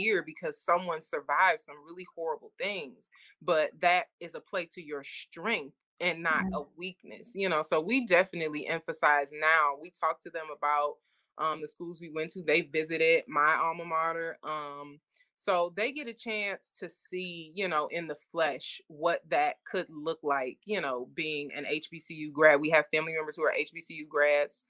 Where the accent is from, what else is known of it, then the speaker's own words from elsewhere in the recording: Detroit, Michigan, United States; growing up in Detroit, especially on the east side of Detroit